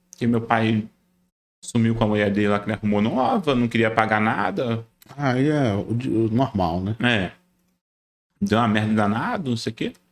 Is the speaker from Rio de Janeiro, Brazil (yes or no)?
yes; Paty do Alferes, Rio de Janeiro, Brazil; eu morava numa cidade lá no interior do Rio. Porque, tipo assim, eu nasci no Rio, capital. Uhum. Aí meus pais se separaram, eu tinha tipo uns 9 anos, eu fui morar no interior do Rio. Uhum. Uma cidade chamada do Alferes. É desconhecida.